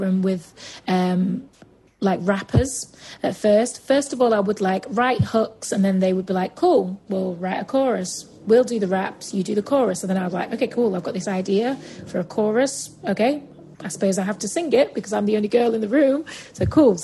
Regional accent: Manchester, North West England, United Kingdom; accent: Mancunian; my Mancunian accent

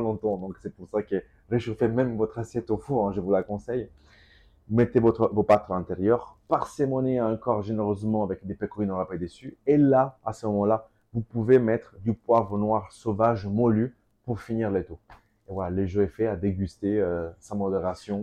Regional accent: Calabria, Italy; French is a second language; also born or lived in Mantua, Lombardy; now in Paris, France; Parola, sur mon village

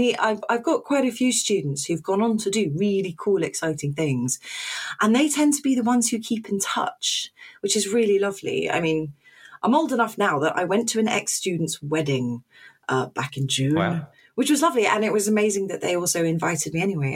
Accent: London, United Kingdom; moved away as an adult; also born or lived in Oxford; now in Portsmouth, United Kingdom; I'm from London originally

